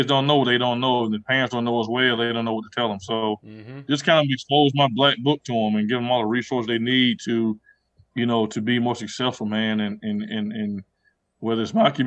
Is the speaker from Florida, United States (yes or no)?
yes; Pensacola, Florida, United States; where I'm from, Pensacola, at one point we had like the lowest graduation rate in the state of Florida